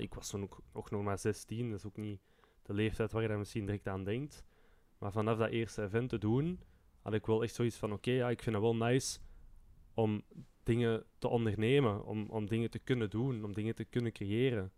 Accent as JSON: {"language": "Dutch", "town": "Turnhout", "region": "Flanders", "country": "Belgium", "said": "bij ons in Turnhout"}